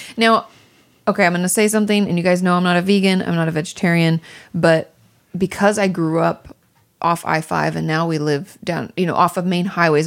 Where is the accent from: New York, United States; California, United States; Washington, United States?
Washington, United States; also born or lived in Malibu; now in Los Angeles, United States; growing up in Washington State